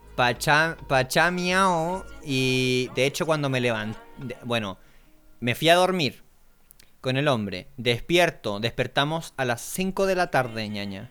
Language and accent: Spanish; Concepción, Biobío, Chile; moved away; yo estaba en Chile, en Concepción, eh, mi ciudad natal